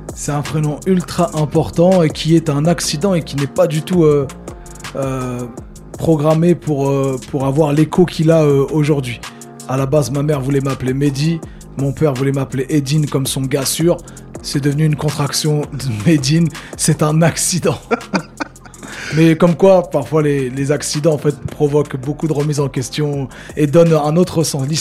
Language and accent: French; Le Havre, Normandy, France; moved away as an adult; also born or lived in Caucriauville, Le Havre; je suis originaire du Mont-Gaillard